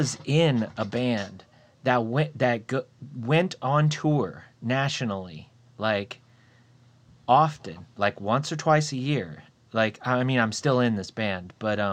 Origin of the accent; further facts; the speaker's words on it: Port Charlotte, Florida, United States; moved away; I actually kind of grew up in Florida, and I grew up around Fort Myers. I grew up in Port Charlotte.